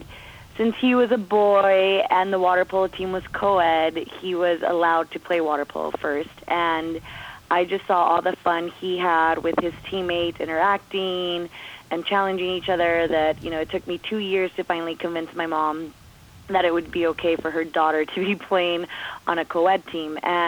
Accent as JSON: {"language": "English", "town": "Commerce", "region": "California", "country": "United States", "tie": "born or raised there", "also_born_or_lived": "Bell Gardens", "said": "growing up in Commerce"}